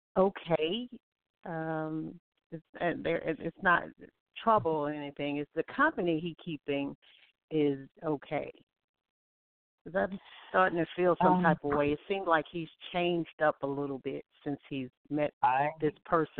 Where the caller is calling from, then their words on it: Alabama, United States; This is …. I'm calling from Alabama.